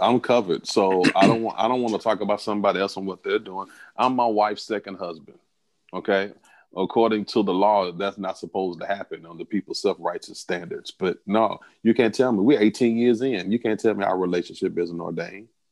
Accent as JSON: {"language": "English", "region": "the South", "country": "United States", "said": "I'm from the South, so where I'm from, we call them cut buddies"}